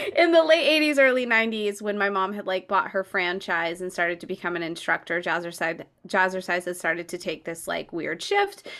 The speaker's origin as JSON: {"language": "English", "region": "California", "country": "United States", "tie": "born or raised there", "said": "growing up in California"}